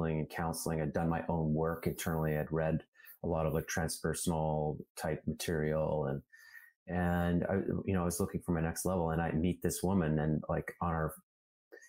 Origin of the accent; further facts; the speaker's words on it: Calgary, Alberta, Canada; I grew up in Calgary, Alberta, which is like the Texas of Canada